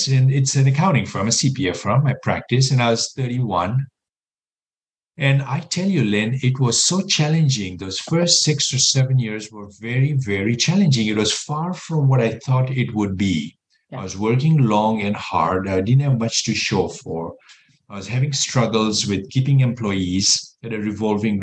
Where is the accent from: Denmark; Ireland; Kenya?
Kenya; moved away as an adult; also born or lived in Texas / New York City; now in United States; I was born and raised in Kenya, East Africa